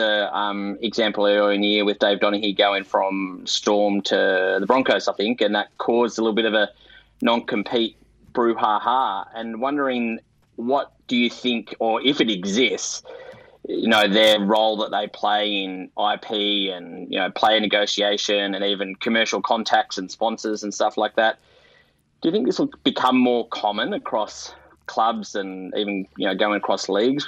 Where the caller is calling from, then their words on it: Northcote, Victoria, Australia; Just up the road, mate, in Northcote.